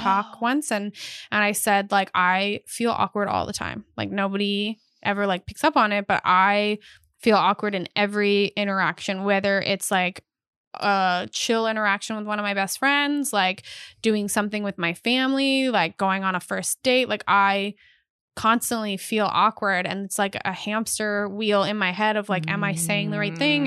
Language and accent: English; Canada; I am Canadian